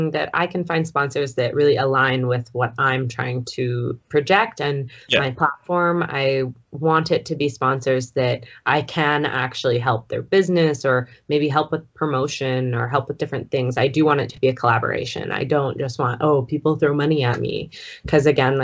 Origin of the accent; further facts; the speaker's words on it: Vancouver Island, BC, British Columbia, Canada; moved away as an adult; also born or lived in Edmonton; now in Calgary, Canada; I grew up in BC on Vancouver Island. I was actually born just off the coast of Vancouver Island, very small island. But I moved to Edmonton when I was about 18.